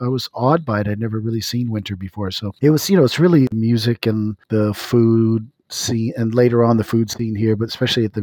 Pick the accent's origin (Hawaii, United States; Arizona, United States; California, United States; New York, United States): Hawaii, United States; also born or lived in New Mexico / Austin, Texas; now in Chicago, United States; I'm originally from New Mexico, but we moved to Hawaii when I was about 3 years old, so it's all I remember